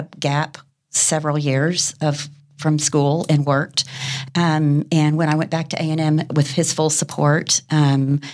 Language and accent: English; Fort Worth, Texas, United States; I was born and raised here in Fort Worth, Texas